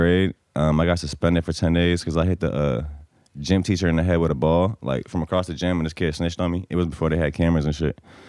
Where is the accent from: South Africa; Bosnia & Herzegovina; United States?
Bosnia & Herzegovina; moved away; I'm from Bosnia, so it's right next to Italy in Europe.